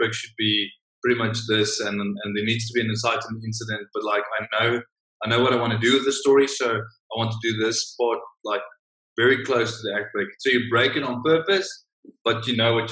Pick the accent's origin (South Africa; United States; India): South Africa; being a South African in the big American system over there